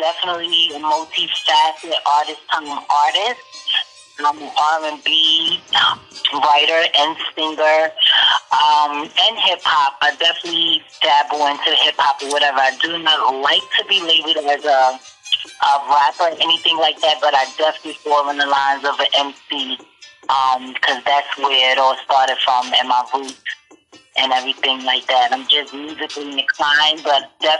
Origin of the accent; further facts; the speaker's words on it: New York, United States; also born or lived in Atlantic City, New Jersey; we moved to New York, Harlem, at the age of 6